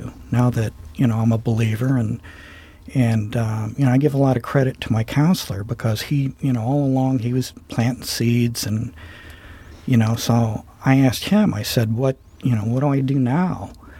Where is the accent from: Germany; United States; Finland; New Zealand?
United States; Ohio; So I consider myself a native Ohioan, and I grew up in Portage County.